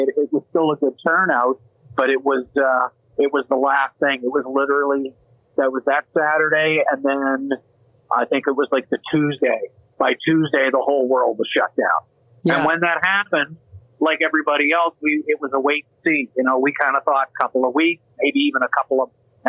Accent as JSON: {"language": "English", "town": "Saint John", "region": "New Brunswick", "country": "Canada", "also_born_or_lived": "Grand Bay, New Brunswick / Toronto, Canada", "moved": "yes", "lives_now": "Calgary, Canada", "said": "I'm originally from the Maritimes. I'm from St. John, New Brunswick originally, Grand Bay as well."}